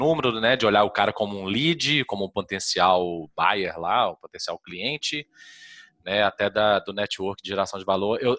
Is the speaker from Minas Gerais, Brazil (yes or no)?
yes; Minas Gerais, Brazil; eu sou de Minas